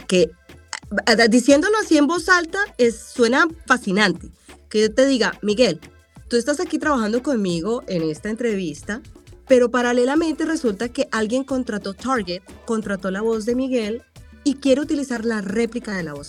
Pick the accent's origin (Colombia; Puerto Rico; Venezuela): Colombia; moved away as an adult; also born or lived in Cali / Manizales; now in Los Angeles, United States; De tener una carrera ya en Colombia más establecida